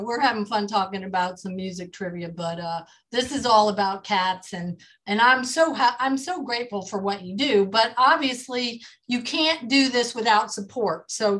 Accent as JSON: {"language": "English", "town": "Dearborn", "region": "Michigan", "country": "United States", "tie": "born or raised there", "said": "I was born in that area. So I grew up on Motown"}